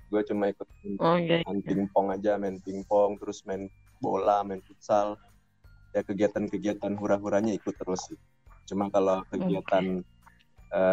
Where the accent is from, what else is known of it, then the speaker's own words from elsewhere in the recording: South Sulawesi, Indonesia; now in Kalimantan, Indonesia; Padang, Bapak Sunda dapat dua-duanya, tapi lahir dan besar di Sulawesi Selatan dan sekarang hidup oh. di Kalimantan.